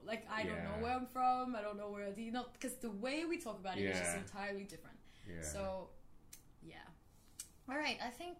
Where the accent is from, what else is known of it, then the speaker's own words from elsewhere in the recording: Jamaica; first language Patois; we have a very different idea of identity in Jamaica.